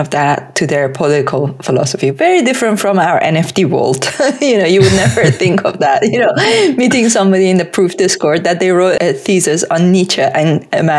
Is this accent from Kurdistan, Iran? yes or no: no; Tehran, Tehran Province, Iran; English is a second language; moved away as an adult; now in United Kingdom; I was born in Tehran.